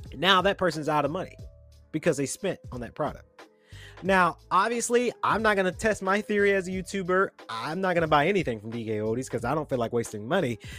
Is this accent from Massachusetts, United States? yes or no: no; Atlanta, Georgia, United States; I'm a Georgian, born and raised in Atlanta